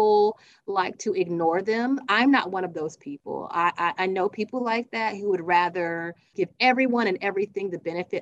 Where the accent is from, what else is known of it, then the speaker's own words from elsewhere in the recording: South Carolina, United States; now in Georgia, United States; I'm from South Carolina